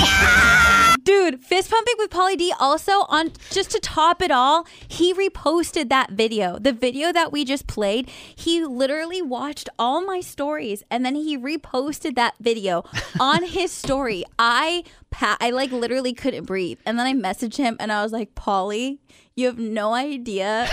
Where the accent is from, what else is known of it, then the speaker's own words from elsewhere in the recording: California, United States; I grew up in California